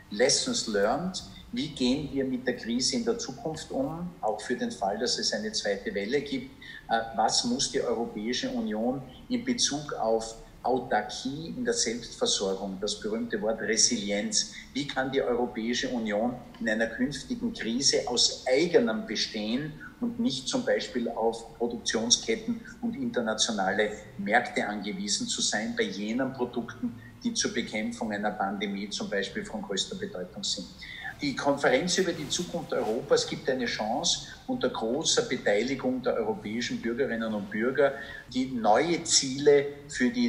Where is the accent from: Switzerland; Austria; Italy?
Austria; Perchtoldsdorf, Lower Austria; meiner Identität als, ich sage jetzt einmal Berchtesdorf und Niederösterreicher, neben meiner Identität als Österreicher